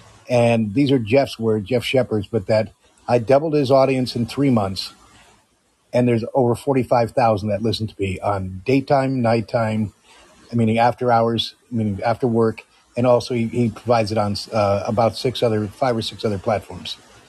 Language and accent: English; Amsterdam, North Holland, Netherlands; where I grew up in Amsterdam in 1969 to 1973. I went through high school there and then went to college after that and then went into the military.